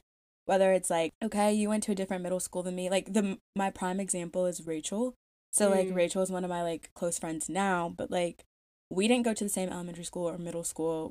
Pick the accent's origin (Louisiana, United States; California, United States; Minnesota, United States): Louisiana, United States; born or raised there; moved away